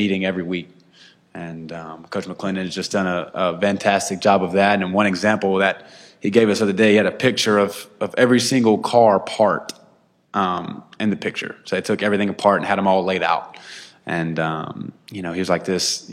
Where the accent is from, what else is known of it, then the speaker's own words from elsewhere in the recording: South Carolina, United States; growing up in South Carolina